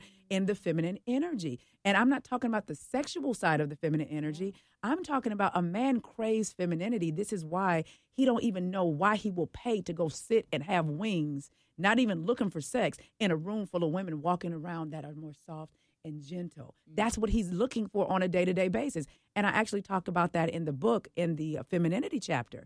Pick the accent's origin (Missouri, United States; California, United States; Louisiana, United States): California, United States; Oakland; I am from the Bay Area. I am from Oakland.